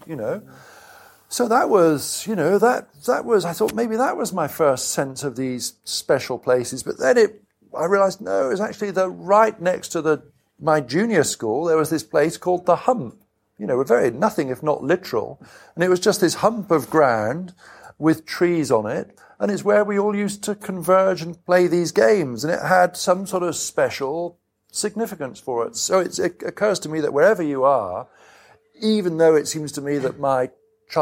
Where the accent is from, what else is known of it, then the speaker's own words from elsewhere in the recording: Cheltenham, South West England, United Kingdom; Cheltenham, my hometown, had about 5 stations in it